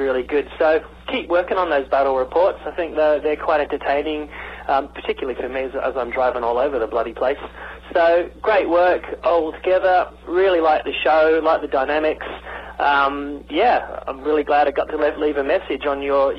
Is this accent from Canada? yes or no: no; Australia; now in Scotland, United Kingdom; Obviously, I'm not Scottish. I'm an Aussie.